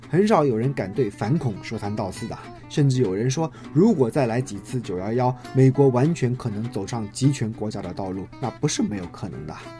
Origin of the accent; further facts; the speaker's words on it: China; 我们中国人